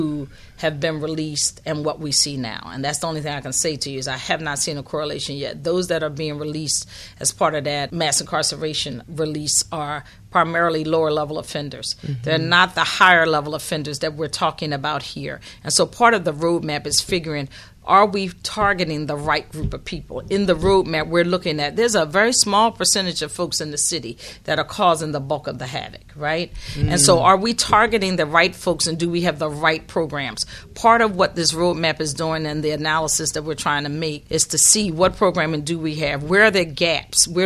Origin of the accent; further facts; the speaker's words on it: Philadelphia, Pennsylvania, United States; I'm born and bred in North Philadelphia